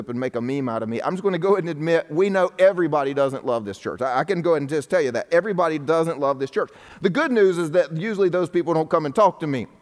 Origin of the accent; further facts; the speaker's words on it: the Bible Belt, United States; I'm in the Bible Belt right now, if you're wondering. I grew up in the Bible Belt as well